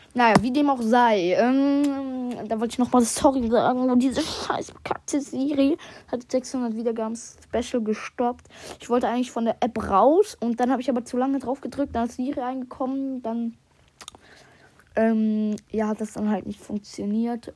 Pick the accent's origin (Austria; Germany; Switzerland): Switzerland; Komme ich aus der Schweiz